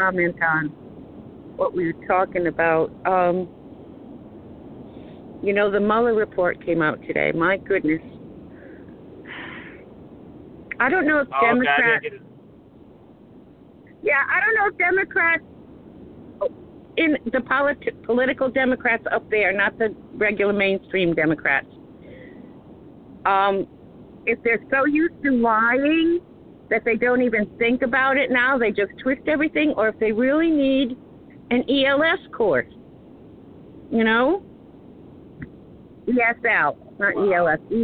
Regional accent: New England, United States; I was raised in New England

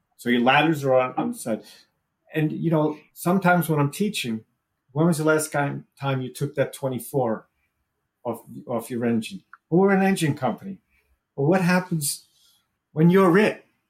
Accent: New York, United States; moved away as an adult; also born or lived in Wallingford, Connecticut; I came from New York originally

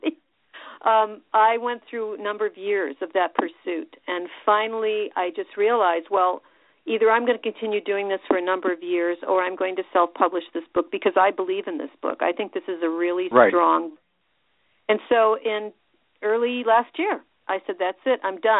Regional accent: Richmond, Illinois, United States; moved away as an adult; also born or lived in Chicago, Illinois / Crystal Lake, Illinois / Champaign-Urbana, Illinois; I grew up in Illinois. I was born in Chicago, and then when I was very young, my family moved up to a very tiny farm town in northern Illinois called Richmond, and I did my high school years in Crystal Lake

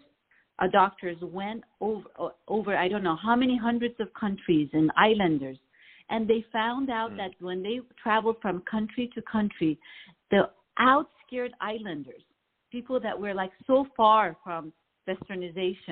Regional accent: Iran; now in Los Angeles, United States; I grew up in Iran

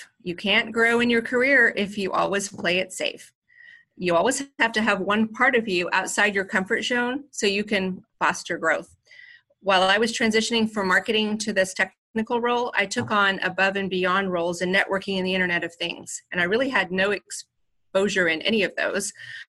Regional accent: Scotland, United Kingdom; Because I'm from Scotland and I always practice the Southern voice

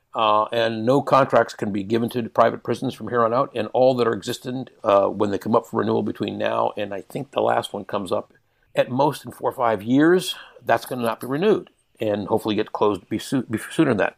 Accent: Canada; I am a Canadian. I, I hold dual citizenship. I was born in Canada.

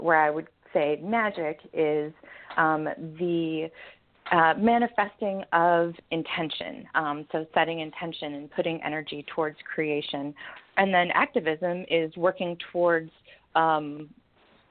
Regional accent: Michigan, United States; now in Portland, United States; I'm originally from Michigan, and I'm currently a resident of Portland, Oregon

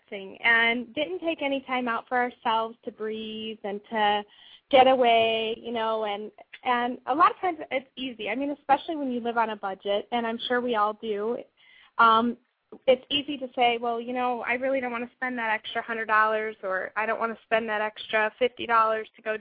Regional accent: Florida, United States; moved away; I grew up in Florida, and so I've always been around you know tourists and tourism

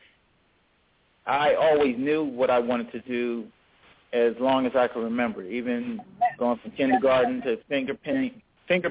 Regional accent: Philadelphia, Pennsylvania, United States; we grew up in Philadelphia in the 70s

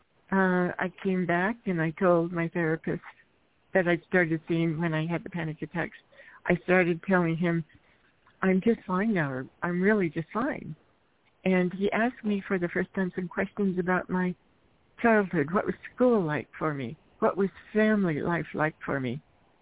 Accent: Eastern Washington, United States; now in Seattle, United States; I grew up in Eastern Washington

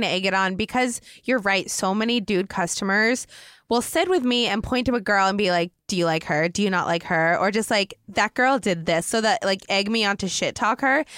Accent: Oregon, United States; moved away as an adult; I'm from Oregon, but I just moved out here when I was twenty-one

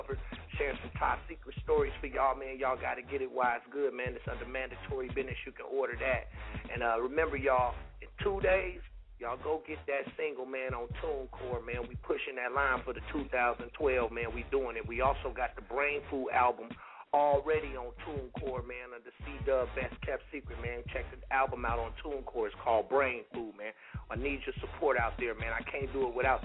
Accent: Oakland, California, United States; also born or lived in Chicago; I'm a Bay Boy, man. I'm from Oakland, California

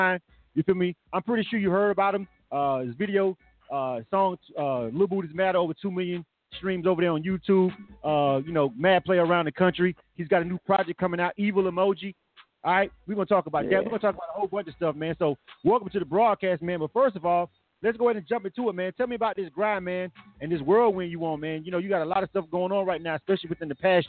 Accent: Panama City, Florida, United States; I'm from Florida myself. So, you know, that's where I was born and raised.

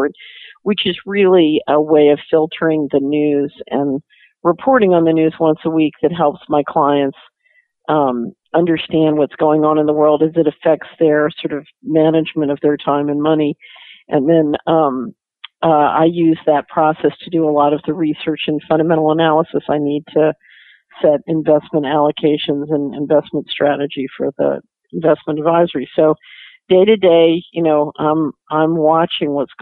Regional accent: Philadelphia, Pennsylvania, United States; moved away as an adult; also born or lived in Hong Kong; now in Tennessee, United States; I grew up in Philadelphia.

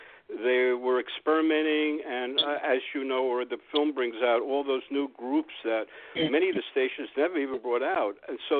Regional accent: Long Island, New York, United States; I was born in Long Island. I was raised in rock and roll radio, and I still am.

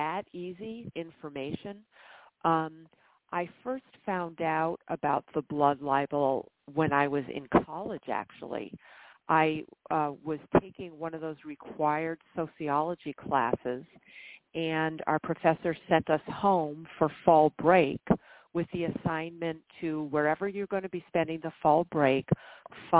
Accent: northern New York State, United States; my hometown in northern New York State

